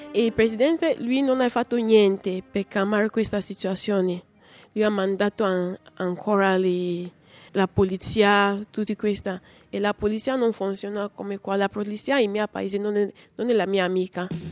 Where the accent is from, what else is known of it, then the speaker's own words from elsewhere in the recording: Cameroon; Italian is a second language; moved away as an adult; now in Rome, Italy; Ho ventisette anni. Vengo da Cameron e sono qua in Italia da tre anni.